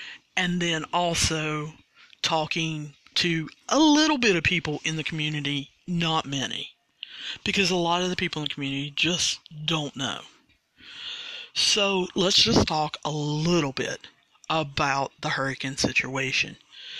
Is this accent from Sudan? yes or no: yes; Sudan; English is a second language; And I know that some of you can't understand because of my accent. It's Sudan. It's the country of Sudan.